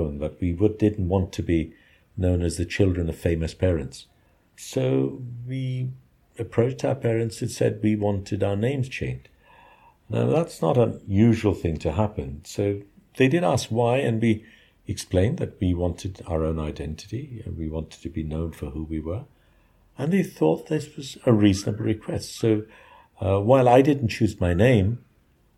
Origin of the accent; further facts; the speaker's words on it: Dhaka, Dhaka Division, Bangladesh; I was born in Dhaka, in a middle-class neighborhood called Azimpur.